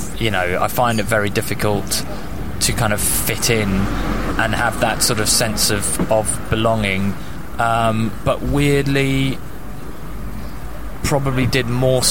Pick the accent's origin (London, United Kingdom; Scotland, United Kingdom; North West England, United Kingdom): London, United Kingdom; also born or lived in Nottingham; I was raised in London